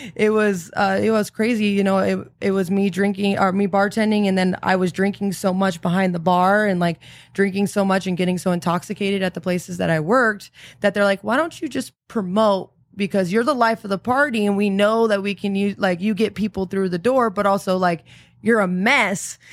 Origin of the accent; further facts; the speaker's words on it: San Antonio, Texas, United States; I'm originally from, uh, San Antonio, Texas